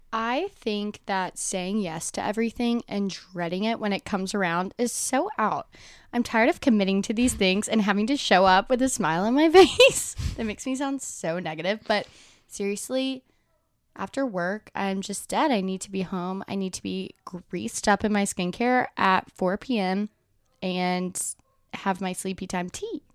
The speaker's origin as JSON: {"language": "English", "region": "Alabama", "country": "United States", "tie": "born or raised there", "said": "I am from Alabama, and I went to the University of Alabama, so obviously so many people from, like, my hometown, everyone goes there."}